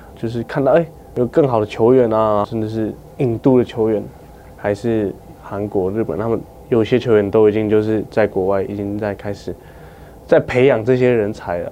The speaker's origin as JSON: {"language": "Chinese", "country": "Taiwan", "tie": "born or raised there", "said": "我的家乡是Skoyao， Skoyao 是我们的部落的名字"}